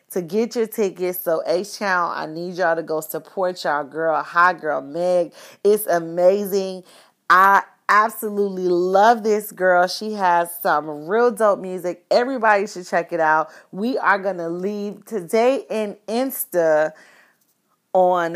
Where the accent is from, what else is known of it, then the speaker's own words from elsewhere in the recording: Florida, United States; the godmother of us baddies from Florida